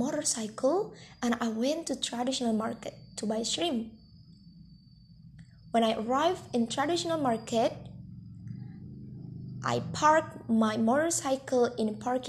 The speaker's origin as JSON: {"language": "English", "town": "Bandar Lampung", "region": "Lampung", "country": "Indonesia", "tie": "born or raised there", "said": "I lived in my hometown Bandar Lampung City"}